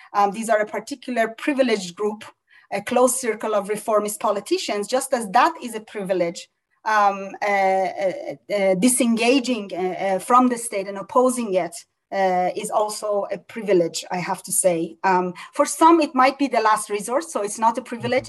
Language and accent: English; Iran; moved away; we grew up in Iran